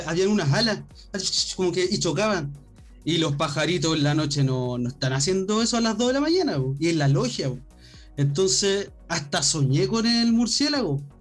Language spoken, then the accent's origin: Spanish; Chile; somos chilenos